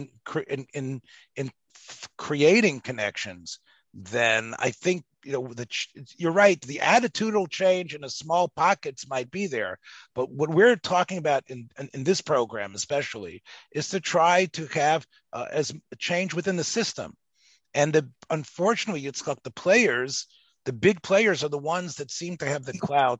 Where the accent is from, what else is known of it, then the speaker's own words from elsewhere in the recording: the South, United States; growing up in the South